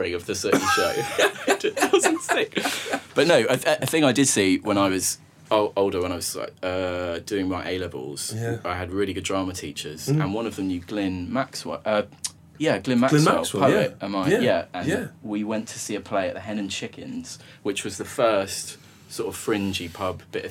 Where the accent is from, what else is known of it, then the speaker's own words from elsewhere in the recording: Wheathampstead, East of England, United Kingdom; I grew up in a village that's sort of equidistant between like Watford, St Albans and Luton